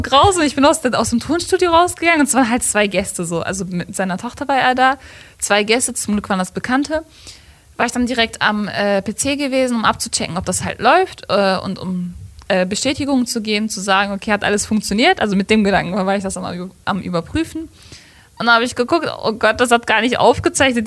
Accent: Gladbeck, North Rhine-Westphalia, Germany; Ich komme aus Gladbeck

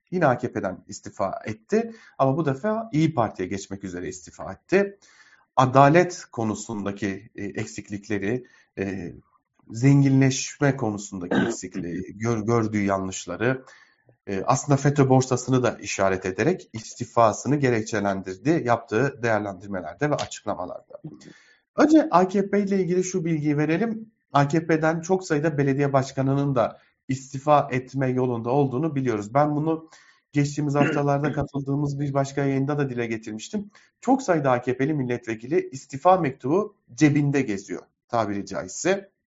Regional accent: Diyarbakır, Diyarbakır Province, Turkey; moved away as an adult; ben Diyarbakır'da doğdum. Çok uzun yıllar Diyarbakır'da yaşadım. 28 ee, yaşında ayrıldım Diyarbakır'dan.

